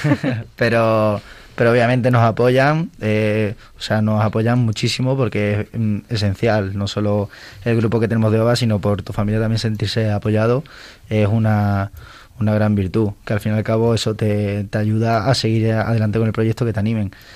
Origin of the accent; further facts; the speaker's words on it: Ceuta, Spain; moved away; yo vengo de Ceuta, de un colegio, lo, San Agustín, los Agustinos de Ceuta